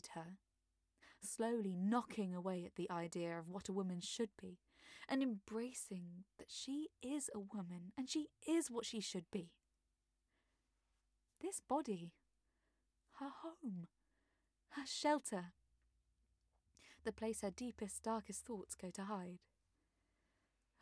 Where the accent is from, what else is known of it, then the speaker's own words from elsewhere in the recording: London, United Kingdom; I am an actor and voiceover artist from South London